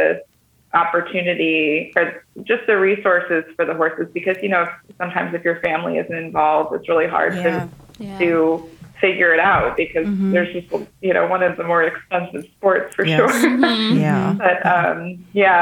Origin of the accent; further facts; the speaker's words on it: Syracuse, New York, United States; moved away as an adult; also born or lived in Australia; now in Netherlands; I'm from Syracuse, New York.